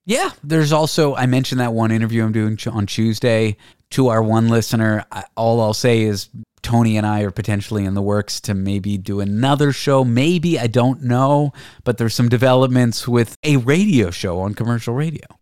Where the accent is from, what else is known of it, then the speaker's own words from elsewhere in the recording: Canada; I'm Canadian.